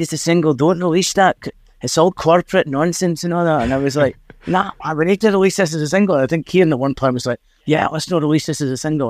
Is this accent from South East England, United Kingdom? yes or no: no; Dundee, Scotland, United Kingdom; accent: Scottish; a place we are from in Drybra and s, and Dundee